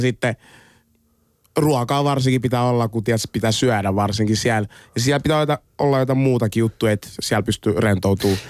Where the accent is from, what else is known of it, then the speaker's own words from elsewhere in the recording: Finland; also born or lived in Congo; mä oon syntynyt Kongossa, muutin Suomeen joskus kahdeksanvuotiaan